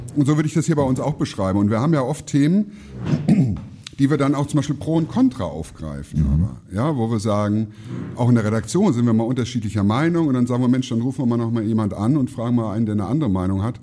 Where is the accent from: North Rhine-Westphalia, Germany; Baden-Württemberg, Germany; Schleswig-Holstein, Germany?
North Rhine-Westphalia, Germany; Siegerland; moved away; in meiner Heimat im Siegerland